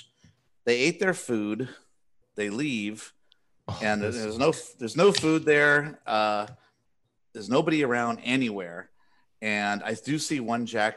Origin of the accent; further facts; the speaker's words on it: California, United States; I'm from California. I was born here